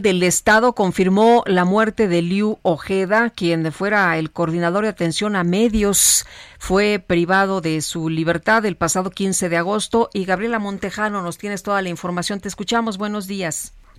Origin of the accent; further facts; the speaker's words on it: Acámbaro, Guanajuato, Mexico; moved away; desde mi tierra a Cámbaro, Guanajuato